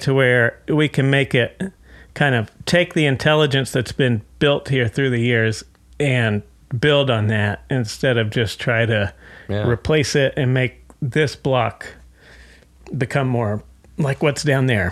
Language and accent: English; Fort Worth, Texas, United States; moved away as an adult; also born or lived in New York; now in Dallas, United States; I'm originally from Fort Worth